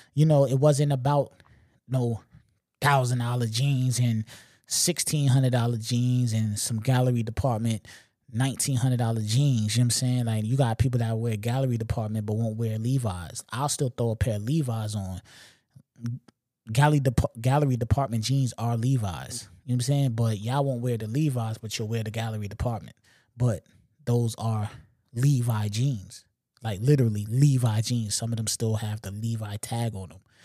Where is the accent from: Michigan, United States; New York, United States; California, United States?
New York, United States; Long Island; I'm not from New York City. You know what I'm saying? I'm from L